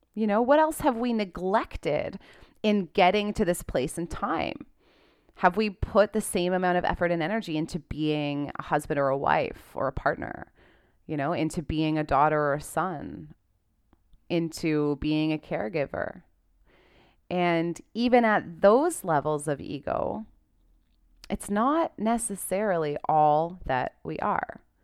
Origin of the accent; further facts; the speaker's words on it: Canada; I'm a Canadian